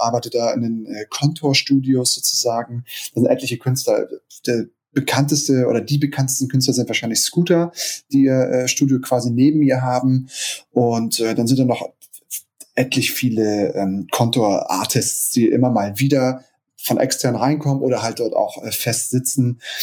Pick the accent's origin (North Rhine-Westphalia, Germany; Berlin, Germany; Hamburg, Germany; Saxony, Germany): Hamburg, Germany; Ich bin äh, gebürtiger Hamburger, auch schon immer in Hamburg äh, gelebt und war nur zweimal kurz weg sozusagen.